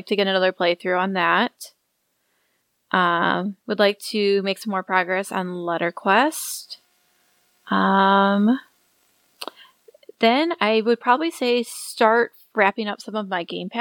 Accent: Michigan, United States; I'm from Michigan.

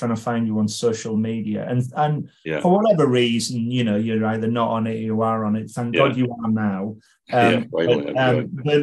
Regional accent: England, United Kingdom; I'm English

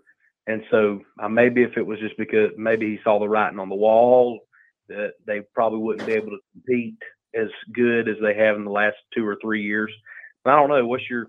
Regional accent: Conway, South Carolina, United States; I'm actually from Conway, South Carolina, where Coastal Carolina is at.

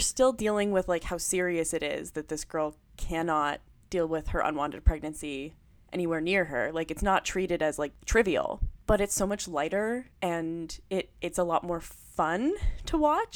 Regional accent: Ottawa, Ontario, Canada; I grew up in Ottawa

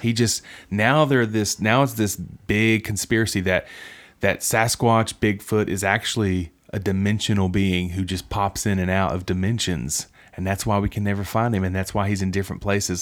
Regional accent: West Virginia, United States; moved away; my hometown

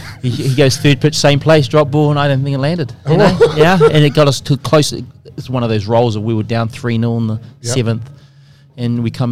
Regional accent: Wisconsin, United States; it was in Eau Claire, and we're from Wisconsin, so we were like, we were the world champs that night.

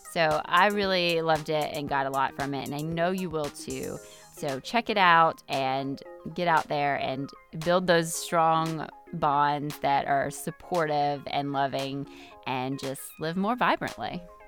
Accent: Georgia, United States; I'm not from Charleston, but I am from Georgia

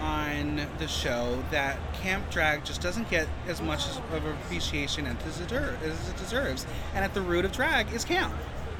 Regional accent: United States; So I'm from America. This is my first time in the UK.

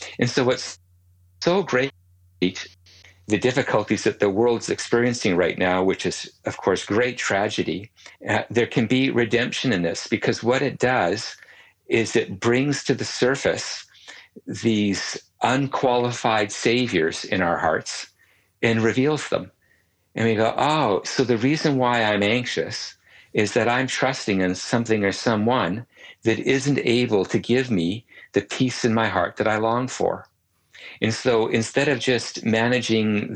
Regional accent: Canada; As a Canadian

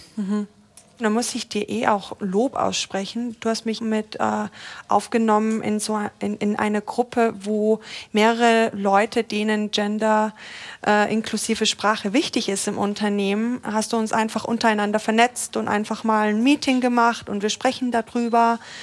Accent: Austria; moved away; ich komme ja eigentlich aus Österreich und da sind mhm. wir noch mal konservativer

